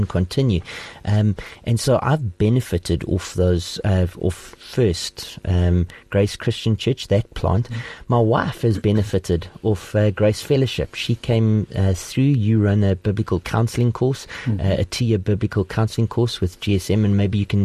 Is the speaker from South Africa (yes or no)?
yes; Port Elizabeth, Eastern Cape, South Africa; now in Gauteng, South Africa; I'm originally from the Eastern Cape, from Port Elizabeth now